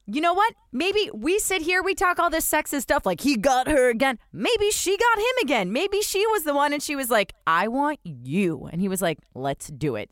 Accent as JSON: {"language": "English", "region": "New Jersey", "country": "United States", "tie": "born or raised there", "also_born_or_lived": "New York", "moved": "yes", "lives_now": "Boston, United States", "said": "I was raised in New Jersey. New York was my city"}